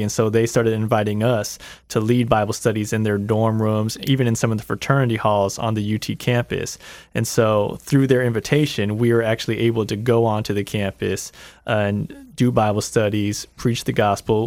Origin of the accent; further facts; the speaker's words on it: Lakeland, Florida, United States; I grew up in Lakeland